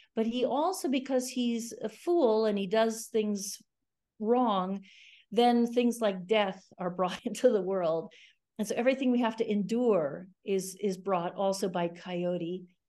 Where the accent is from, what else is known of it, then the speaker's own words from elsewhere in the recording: Gainesville, Florida, United States; also born or lived in New York City; grew up really in Florida, in Gainesville, Florida